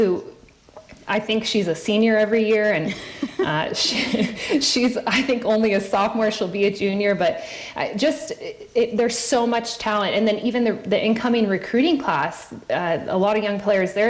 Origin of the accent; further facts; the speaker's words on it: San Diego, California, United States; I was born in San Diego, so I'm a San Diego girl at heart